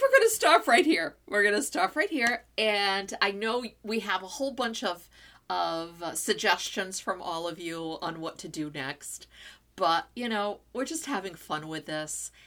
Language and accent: English; São Miguel, Azores, Portugal; accent: São Miguel; I'm from San Miguel